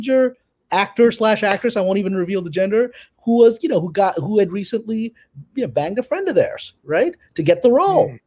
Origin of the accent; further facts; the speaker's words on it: New York City, New York, United States; moved away as an adult; also born or lived in Pakistan; now in Los Angeles, United States; born in Pakistan, came to Brooklyn, New York when I was 3 years old, and grew up in Brooklyn